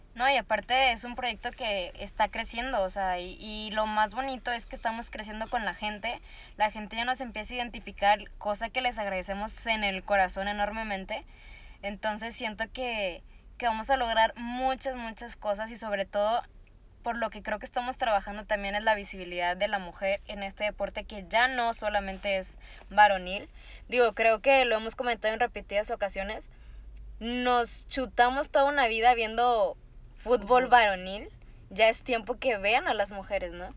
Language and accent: Spanish; Tamaulipas, Mexico; now in Monterrey, Mexico; Pero después me mudo a, Monterrey, que yo no soy de, acá, yo soy de Tamaulipas